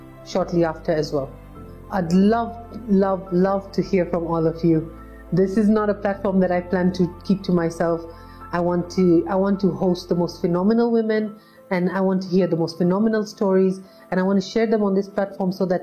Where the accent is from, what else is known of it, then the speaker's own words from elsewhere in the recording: Nairobi, Kenya; I'm born and raised in Nairobi